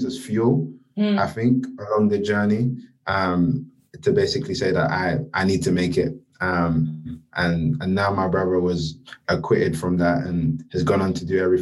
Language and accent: English; London, United Kingdom; growing up, I grew up in Peckham, Southeast London